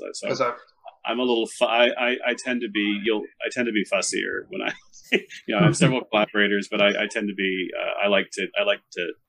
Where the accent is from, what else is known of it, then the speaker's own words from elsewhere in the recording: Texas, United States; moved away as an adult; also born or lived in Dallas; now in Portland, United States; I am a Texan.